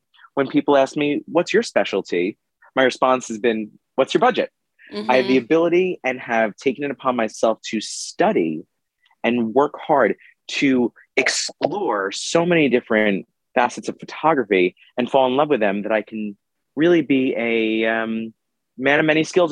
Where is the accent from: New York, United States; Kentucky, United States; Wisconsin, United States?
New York, United States; Long Island; I grew up on Long Island